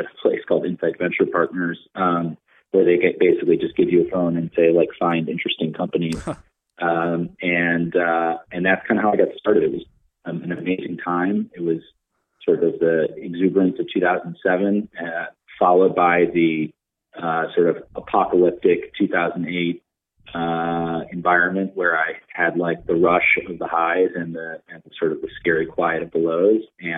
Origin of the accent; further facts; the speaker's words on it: Chicago, Illinois, United States; moved away as an adult; also born or lived in East Coast / London; I grew up in Chicago, the Midwestern guy